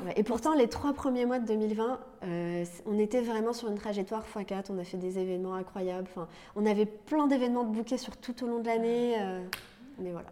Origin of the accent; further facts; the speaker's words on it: Lorraine, Grand Est, France; moved away; also born or lived in Paris; je viens de Lorraine à la base